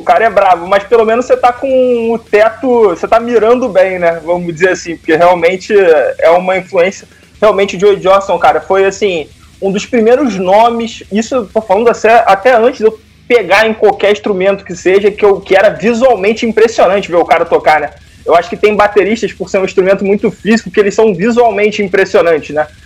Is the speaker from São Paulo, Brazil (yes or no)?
no; Rio de Janeiro, Brazil; also born or lived in Paraíba do Sul; eu sou do Rio de Janeiro, capital, mas morei no interior do Rio de Janeiro, numa cidade chamada Paraíba do Sul